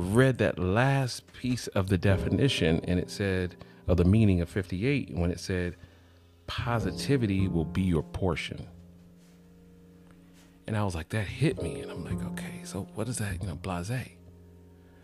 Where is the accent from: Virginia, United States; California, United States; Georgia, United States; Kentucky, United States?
Georgia, United States; College Park; I am from Atlanta, College Park.